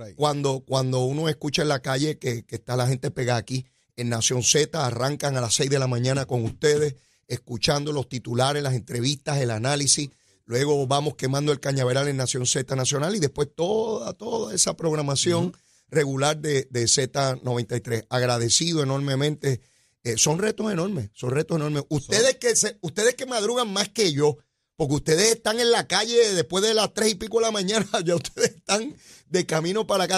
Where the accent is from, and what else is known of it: Puerto Rico